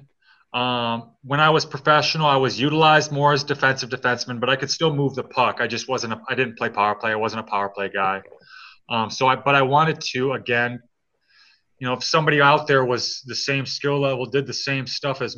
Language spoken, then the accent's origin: English; Detroit, Michigan, United States; I'm from Detroit